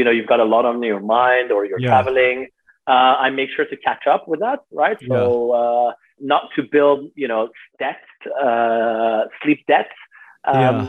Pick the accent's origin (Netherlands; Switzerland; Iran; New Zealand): Switzerland; I grew up in Switzerland